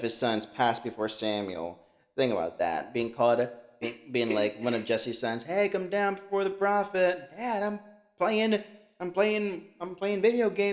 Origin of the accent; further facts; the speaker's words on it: Colombia; I'm a dark-skinned individual. I'm from Colombia.